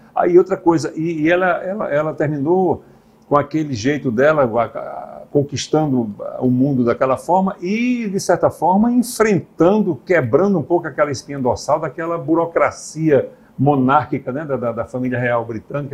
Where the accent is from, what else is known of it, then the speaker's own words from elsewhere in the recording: Northeast Region, Brazil; nós somos nordestinos aqui do interior